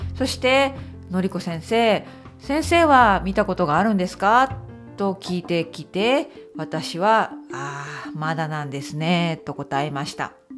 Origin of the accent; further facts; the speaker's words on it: Okayama, Japan; moved away as an adult; now in United Kingdom; ふるさとの岡山に行きますね。